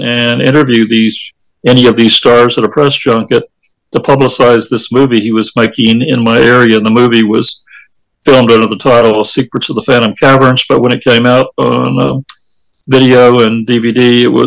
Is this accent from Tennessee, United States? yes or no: yes; Manchester, Tennessee, United States; my hometown of Manchester, Tennessee